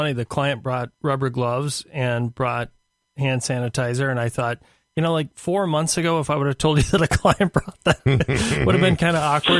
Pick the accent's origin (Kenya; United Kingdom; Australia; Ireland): Ireland; I am Irish.